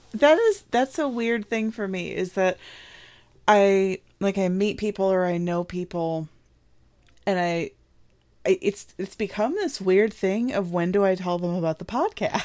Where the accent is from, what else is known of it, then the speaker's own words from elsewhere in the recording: Midwest, United States; I'm not from the South. I'm from the Midwest.